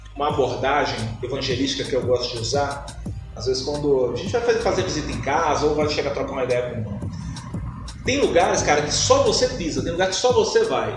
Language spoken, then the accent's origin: Portuguese; Betim, Minas Gerais, Brazil; eu originalmente eu sou do Romero Gil, represento o Romero Gil. Hoje eu moro no Ponte Alta, mas a quebrada que eu defendo aí é o Romero. É a quebrada que eu cresci